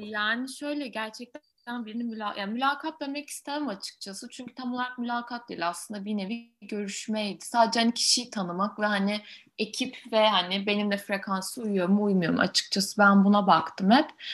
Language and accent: Turkish; Ankara, Turkey; moved away as an adult; also born or lived in France; ben Ankaralıyım normalde ama Fransa'da hukuk okudum.